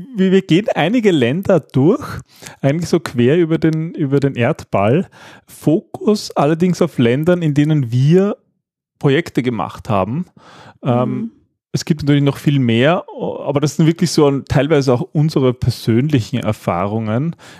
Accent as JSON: {"language": "German", "country": "Austria", "said": "wir Österreicher"}